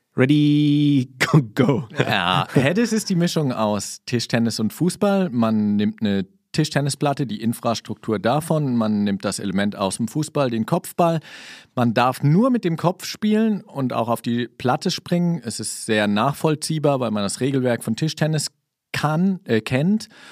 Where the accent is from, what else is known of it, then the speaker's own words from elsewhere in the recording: Kaiserslautern, Rhineland-Palatinate, Germany; also born or lived in Saarland; Ich bin in Kaiserslautern geboren, ähm, war dann im Saarland, hab da studiert.